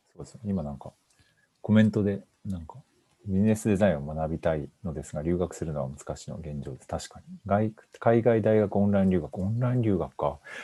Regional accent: Shiga, Japan; 僕、滋賀出身

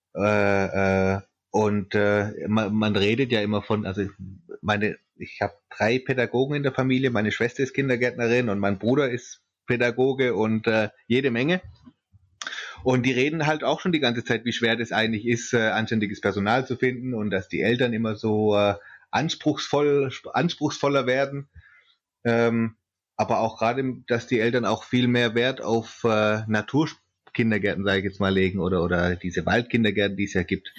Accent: Swabia, Germany; ich komme aus Schwaben

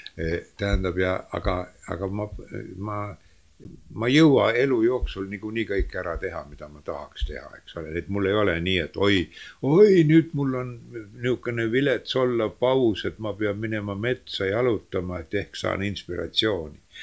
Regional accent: Estonia; also born or lived in Leningrad; ma ütlesin, et eestlane

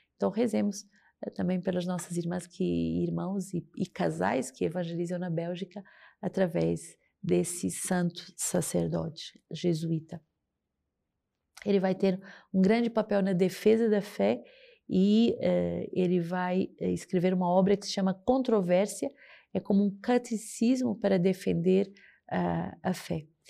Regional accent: Portugal; moved away as an adult; now in Rio de Janeiro, Brazil; Sou portuguesa e estou aqui há cinco anos na missão do Rio de Janeiro

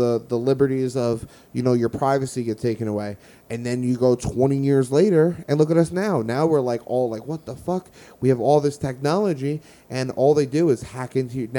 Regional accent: United States; I'm American. I love America.

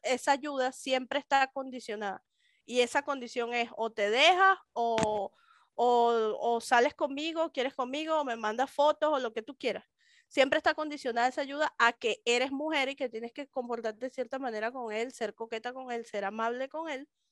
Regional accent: Venezuela; moved away as an adult; now in Mexico

